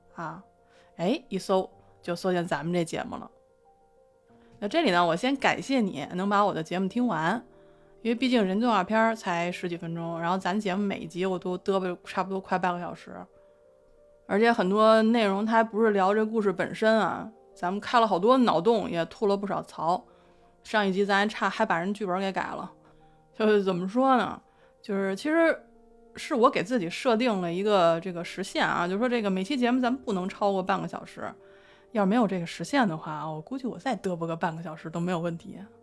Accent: Beijing, China; accent: Beijing dialect; 今天这一集它的背景是北京胡同儿，啊，那我能不熟吗？那我地盘儿啊

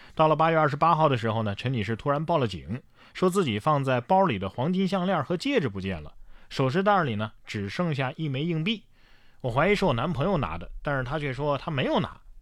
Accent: Sichuan, China; 我们四川人

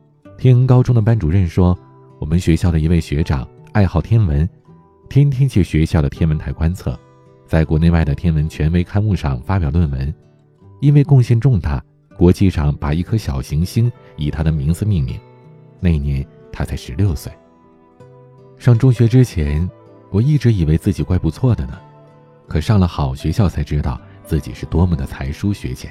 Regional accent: Beijing, China; 我是一个土生土长的北京孩子，小的时候在家门口一所普通的小学，真的是无忧无虑、天真烂漫，玩了整整六年。

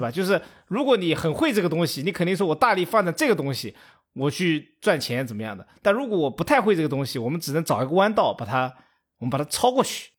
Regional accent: China; 我们中国人

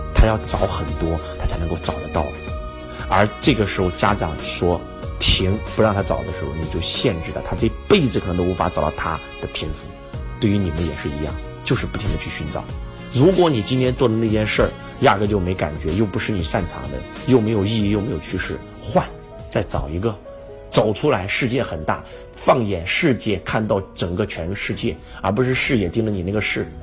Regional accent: China; also born or lived in Zhengzhou / Luoyang; now in Shenzhen, China; 我们中国人

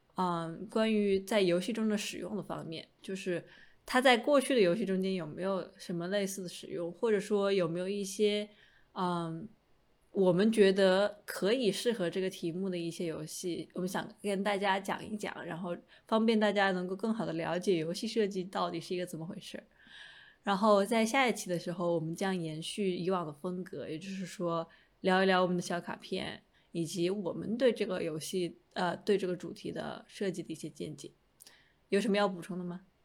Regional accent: Hunan, China; moved away; 至少在我的家乡

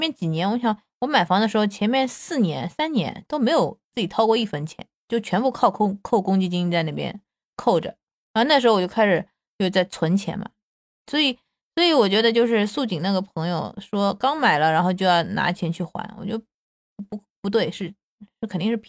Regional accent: Shanghai, China; 我是上海的，

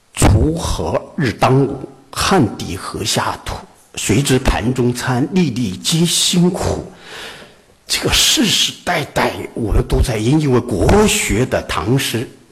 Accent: Wuhan, Hubei, China; 做我们武汉人一定要了解到

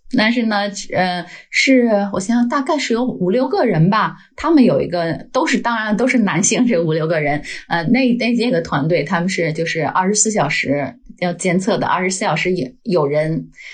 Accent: Beijing, China; accent: Beijing; moved away as an adult; now in Denmark; 我是北京人，呃，老北京。呃，而且我是在嗯。天坛周围长大的孩子，嗯，呃，小时候离的天堂就步行可能也就十分钟吧，嗯啊。所以对天堂有很嗯。很深的感情。 然后我是二零零六年来到丹麦

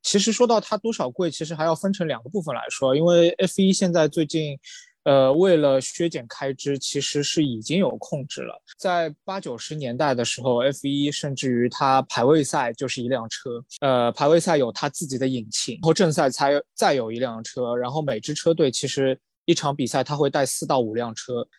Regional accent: China; 我作为一个中国人

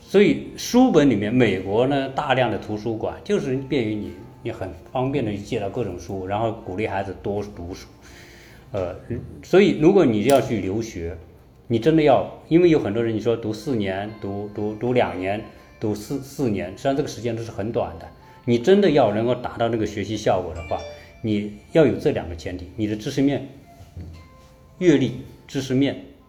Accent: China; 我们中国人

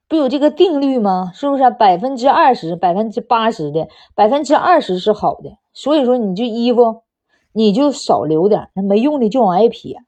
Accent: Northeast China, China; accent: Dongbei (Northeastern) accent, 'dachazi wei'; 你听我这一口大碴子味儿

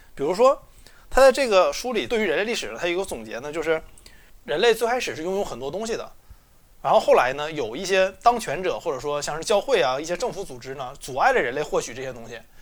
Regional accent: China; 我们中国人

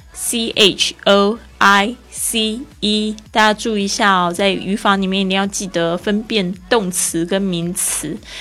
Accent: Taiwan; accent: Taiwanese Mandarin; moved away; 我的台湾国语又出来了

